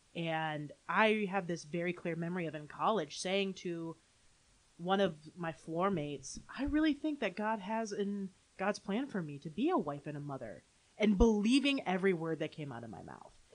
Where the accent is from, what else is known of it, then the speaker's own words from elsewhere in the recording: Holland, Michigan, United States; also born or lived in Grand Rapids, Michigan / Saratoga Springs, New York; Grew up in Holland, Michigan